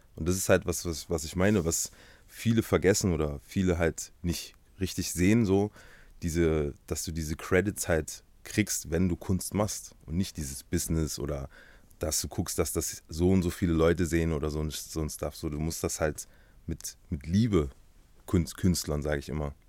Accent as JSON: {"language": "German", "town": "Halle", "region": "Saxony-Anhalt", "country": "Germany", "tie": "born or raised there", "said": "ich komme aus Halle Saale, geboren und aufgewachsen"}